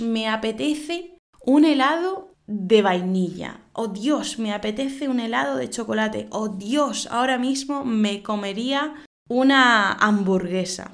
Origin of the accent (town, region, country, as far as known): Spain